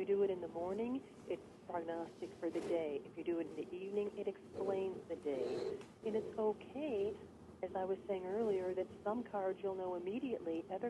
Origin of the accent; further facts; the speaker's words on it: Chicago, Illinois, United States; I'm from Chicago.